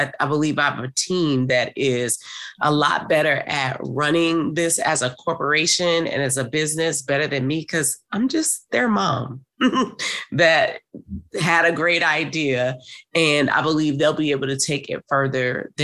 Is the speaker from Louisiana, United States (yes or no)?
yes; New Orleans, Louisiana, United States; I'm from New Orleans.